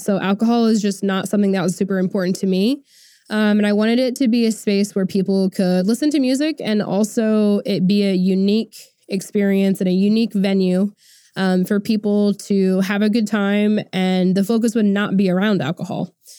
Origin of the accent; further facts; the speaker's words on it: Tulsa, Oklahoma, United States; I went to Tulsa, which is, um, basically my hometown